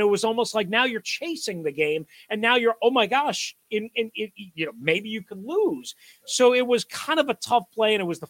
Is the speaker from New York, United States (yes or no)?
yes; New York, United States; I'm from New York, and I don't even have a great New York accent anymore. I've lived too many darn places for too long.